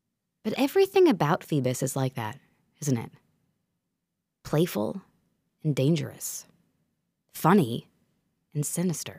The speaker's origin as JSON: {"language": "English", "region": "New York", "country": "United States", "said": "as a New Yorker"}